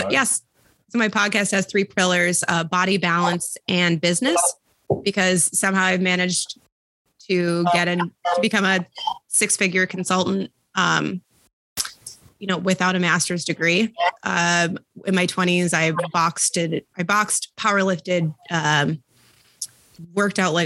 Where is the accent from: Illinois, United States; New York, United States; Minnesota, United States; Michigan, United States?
Minnesota, United States; Bloomington; also born or lived in Houston, Texas; I was born down in Texas, in Houston. And my brother and I and my family moved up here to Minnesota when I was 3